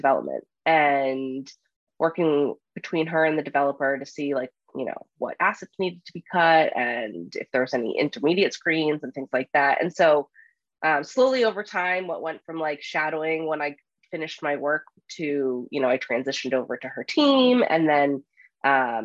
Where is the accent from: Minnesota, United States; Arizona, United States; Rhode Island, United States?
Rhode Island, United States; moved away as an adult; also born or lived in New York City; the little suburb that I grew up in Rhode Island